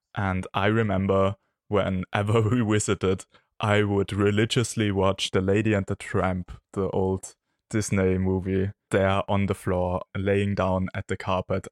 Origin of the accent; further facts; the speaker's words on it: Austria; from Austria